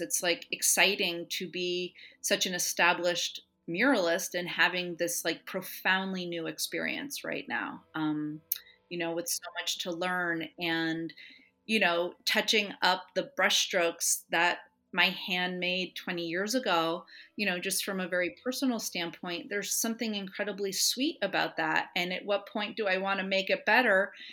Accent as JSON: {"language": "English", "town": "Los Angeles", "region": "California", "country": "United States", "tie": "born or raised there", "said": "I grew up in Los Angeles in the eighties"}